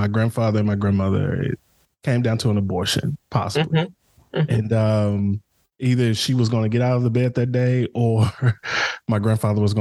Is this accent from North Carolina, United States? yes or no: no; Dallas, Texas, United States; we grew up in the Pleasant Grove area of Dallas